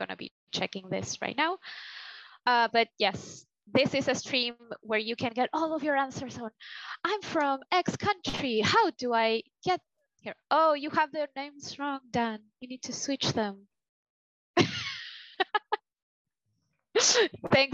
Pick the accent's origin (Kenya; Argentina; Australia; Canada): Argentina; moved away; I'm from Argentina, South America